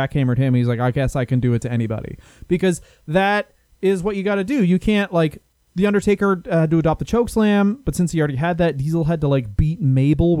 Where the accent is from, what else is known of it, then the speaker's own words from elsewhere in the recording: Canada; also born or lived in United Kingdom; We're Canadian, and we spent a lot of time in Britain